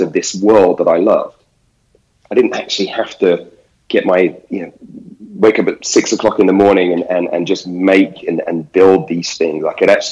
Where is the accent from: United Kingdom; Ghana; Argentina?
United Kingdom; as a British guy